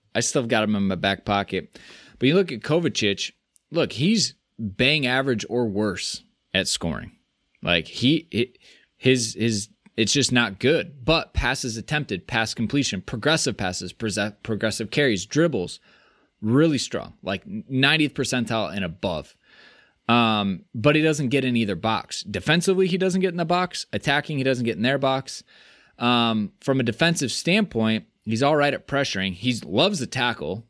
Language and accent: English; United States